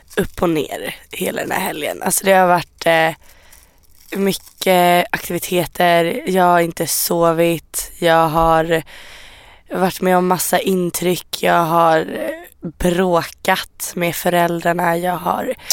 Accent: Iran

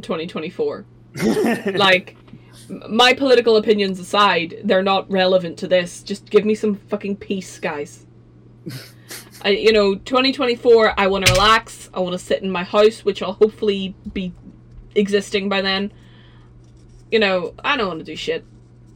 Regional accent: Ireland; Neither am I. Definitely Irish.

